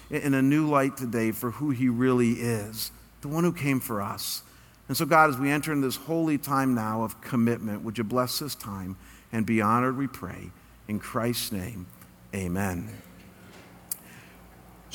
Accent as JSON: {"language": "English", "country": "United States", "said": "I'm an American"}